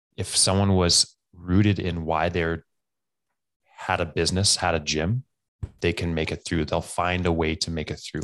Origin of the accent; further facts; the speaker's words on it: Alberta, Canada; I am from Camarillos, Alberta, Canada